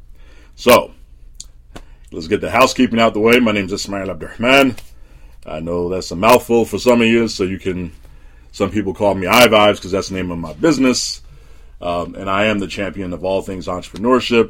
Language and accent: English; New Jersey, United States; when I was a kid growing up in Jersey